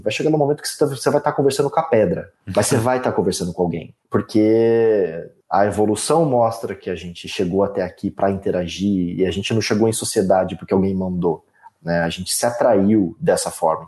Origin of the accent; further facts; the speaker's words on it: Leme, São Paulo, Brazil; eu nasci em Leme, numa cidade interior de São Paulo, numa família classe média, onde o pai trabalha, a mãe fica em casa